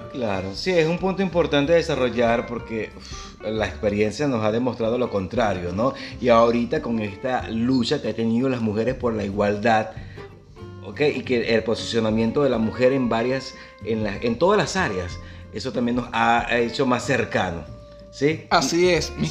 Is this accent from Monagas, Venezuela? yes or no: yes; Maturín, Monagas, Venezuela; lo que pasa es que yo soy docente también y vengo desde Maturín y yo trabajaba en una escuela bolivariana